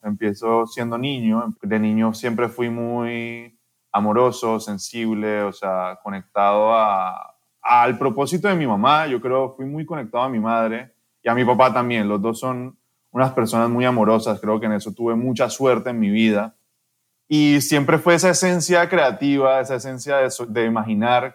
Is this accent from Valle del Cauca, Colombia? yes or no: yes; Cali, Valle del Cauca, Colombia; moved away as an adult; also born or lived in France; now in Panama; crecí en Colombia, mis papás lograron crecer una empresa mucho, o sea, crecí en una familia que, que me entregó todo, o sea, era clase alta en Cali